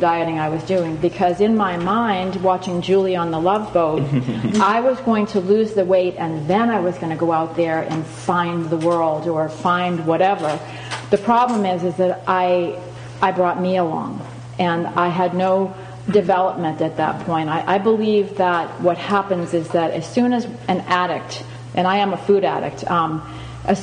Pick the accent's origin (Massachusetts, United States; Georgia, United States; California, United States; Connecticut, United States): Massachusetts, United States; Boston; moved away as an adult; also born or lived in Pennsylvania / San Francisco area; now in San Francisco, United States; I lived in Pennsylvania for 6 years before moving here, but I grew up in the Boston area